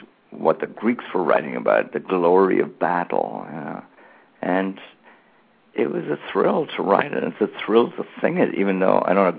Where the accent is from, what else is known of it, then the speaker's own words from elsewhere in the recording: Ireland; Whereas growing up in Ireland, where there was a real political divide, where people had actually been killed in a civil war in the 1920s